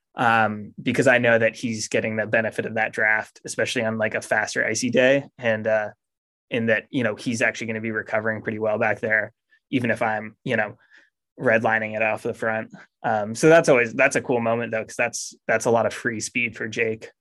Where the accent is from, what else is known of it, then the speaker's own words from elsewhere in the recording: Maine, United States; moved away as an adult; I grew up in Maine